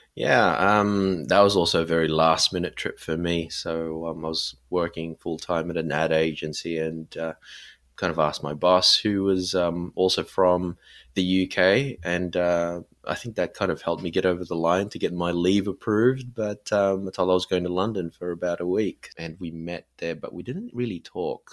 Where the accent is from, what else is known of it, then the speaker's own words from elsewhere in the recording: Sydney, New South Wales, Australia; me, um, in Sydney